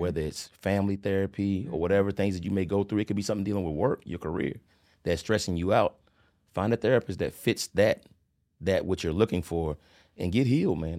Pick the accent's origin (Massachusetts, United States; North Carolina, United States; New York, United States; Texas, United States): North Carolina, United States; Charlotte; I'm originally from Charleston, South Carolina, by the way of Charlotte, North Carolina. Um, was born sep, nineteen seventy-four. Uh, my parents migrated to Charlotte in eighty-two.